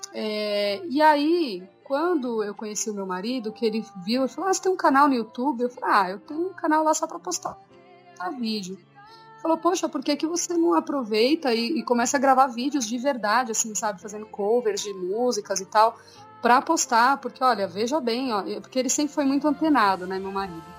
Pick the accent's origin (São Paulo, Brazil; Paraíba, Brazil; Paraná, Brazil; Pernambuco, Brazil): São Paulo, Brazil; eu e Ricardo somos de São Paulo